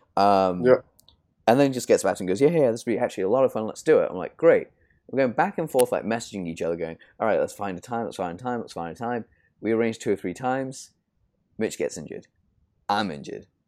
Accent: United Kingdom; I'm British

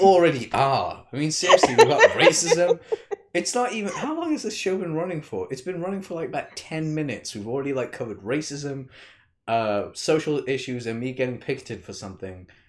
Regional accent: United Kingdom; I'm a Brit

